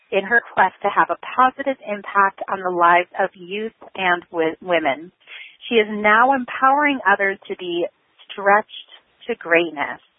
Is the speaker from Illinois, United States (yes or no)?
yes; Chicago, Illinois, United States; I was born and raised there too. Whoop whoop to Chicago